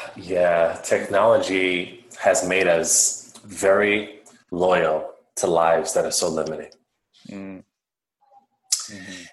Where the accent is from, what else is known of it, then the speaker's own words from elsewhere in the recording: Worcester, Massachusetts, United States; I grew up on the East Coast of the United States of America, and I was in a city called Worcester, in the state of Massachusetts